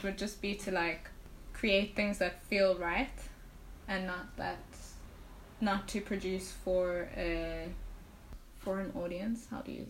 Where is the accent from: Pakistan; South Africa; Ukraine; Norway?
South Africa